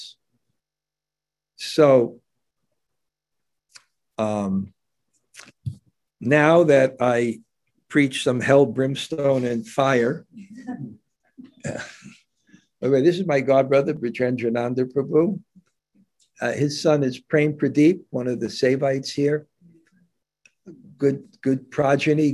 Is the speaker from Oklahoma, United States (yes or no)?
no; New York, United States; I grew up in New York